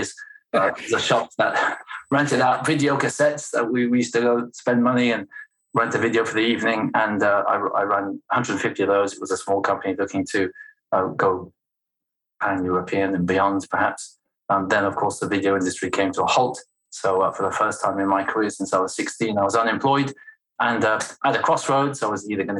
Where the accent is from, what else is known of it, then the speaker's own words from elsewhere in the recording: Belgium; first language French; English is a second language; moved away; also born or lived in United States; I'm Anglo-Swedish, raised in Belgium. So my first language is French.